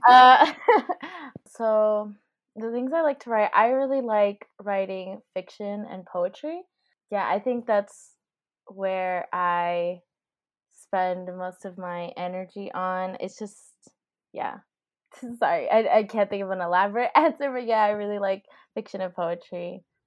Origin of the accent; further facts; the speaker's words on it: Miami, Florida, United States; moved away; I'm from, um, Miami, which is South Florida